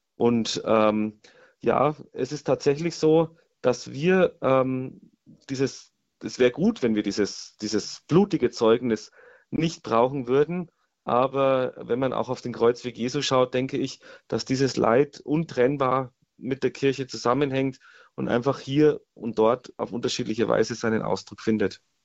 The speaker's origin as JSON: {"language": "German", "country": "Germany", "said": "bei uns in Deutschland"}